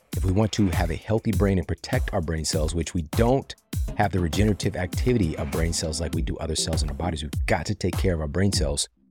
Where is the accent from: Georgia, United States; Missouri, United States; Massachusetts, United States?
Missouri, United States; now in Los Angeles, United States; I'm from Missouri, so that was, like, a staple in my reality, you know, from going to cross that bridge and go over into Illinois, and I remember, you know, part of our school field trips